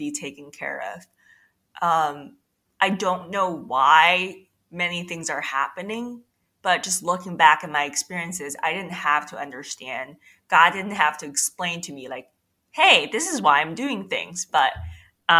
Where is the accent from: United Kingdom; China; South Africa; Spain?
China; moved away; also born or lived in New York City; I was actually born and raised in China